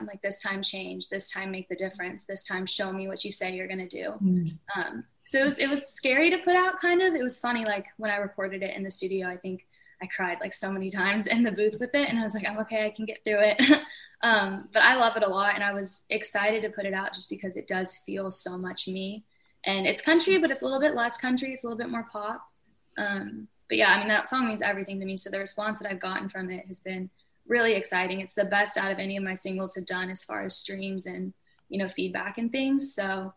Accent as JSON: {"language": "English", "town": "Melbourne Beach", "region": "Florida", "country": "United States", "tie": "born or raised there", "moved": "as an adult", "lives_now": "Nashville, United States", "said": "I was born and raised in Melbourne Beach, Florida."}